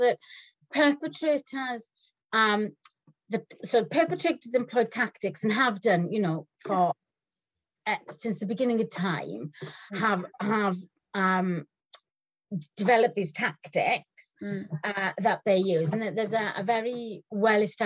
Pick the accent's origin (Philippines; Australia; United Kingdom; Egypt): United Kingdom; Wales; I'm Welsh